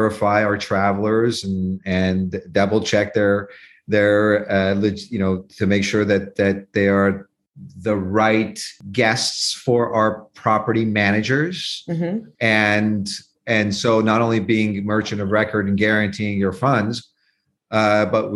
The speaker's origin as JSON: {"language": "English", "town": "Santa Cruz", "region": "California", "country": "United States", "tie": "born or raised there", "said": "right next to Santa Cruz, where I grew up"}